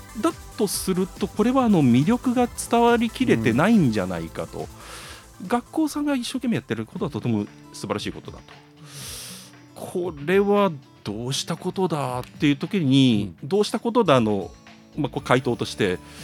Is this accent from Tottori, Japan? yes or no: yes; Yonago, Tottori, Japan; 自分の出身地が米子市